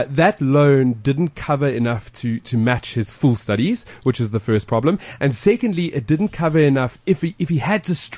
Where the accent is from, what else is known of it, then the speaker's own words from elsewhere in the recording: South Africa; As a South African, everybody's opinion does matter.